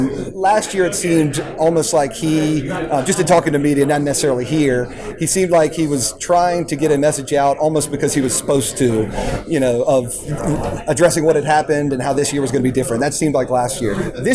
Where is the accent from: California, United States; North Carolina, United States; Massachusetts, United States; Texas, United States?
North Carolina, United States; Raleigh; I grew up in Raleigh, you know, raised on ACC basketball.